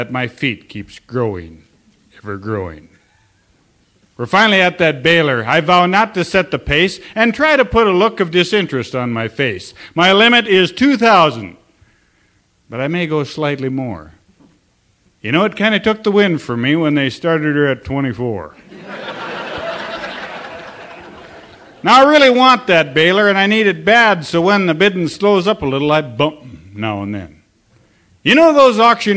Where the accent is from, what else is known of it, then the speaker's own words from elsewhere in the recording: Sims, North Dakota, United States; also born or lived in Almont, North Dakota; I am from Sims, North Dakota. That's 58520. And I'm also from Almont, North Dakota.